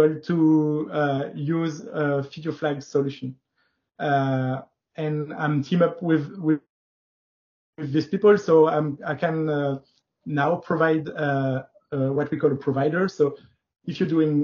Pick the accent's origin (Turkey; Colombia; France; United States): France; also born or lived in Paris; I'm from France. I'm living in Paris.